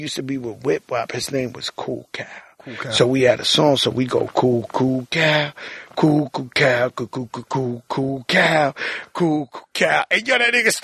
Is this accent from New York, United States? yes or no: yes; New York City, New York, United States; I was born in Bronx, nigga, in the Mecca.